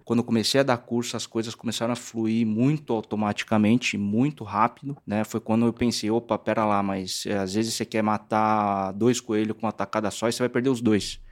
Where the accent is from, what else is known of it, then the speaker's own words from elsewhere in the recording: São Paulo, Brazil; also born or lived in Santo André; eu sou nascido em Santo André, né? Mas uh, a gente foi mudou para aclimação quando eu tinha sete anos